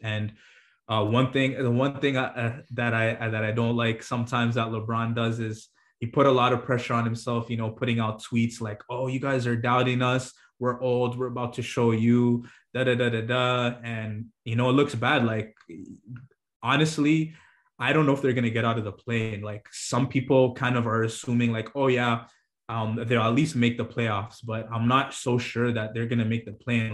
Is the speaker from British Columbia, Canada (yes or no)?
no; Toronto, Ontario, Canada; I'm from Toronto.